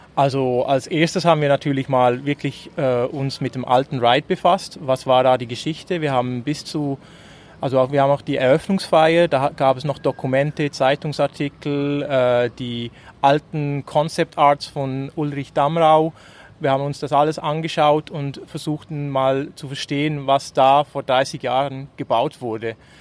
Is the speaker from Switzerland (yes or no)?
yes; Switzerland; als Schweizer